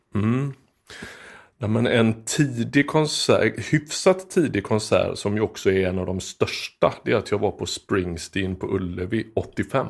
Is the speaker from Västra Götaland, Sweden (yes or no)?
yes; Skepplanda, Västra Götaland, Sweden; also born or lived in Frölunda, Gothenburg; Och sen flyttade vi norr om Göteborg